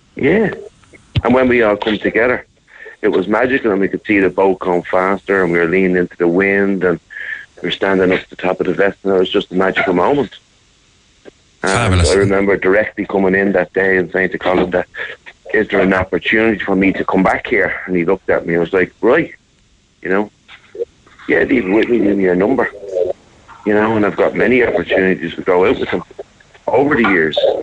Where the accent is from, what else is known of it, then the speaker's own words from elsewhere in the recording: Dún Laoghaire, Leinster, Ireland; I grew up in Dunleary here